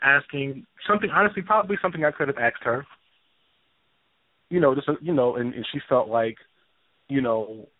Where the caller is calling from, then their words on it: New Jersey, United States; I'm from New Jersey.